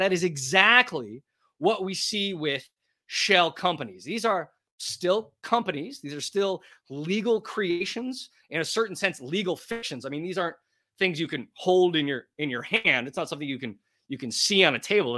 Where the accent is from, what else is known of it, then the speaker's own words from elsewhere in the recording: Portland, Oregon, United States; moved away as an adult; also born or lived in Texas; now in New York City, United States; a proud American, born and raised in Portland, Oregon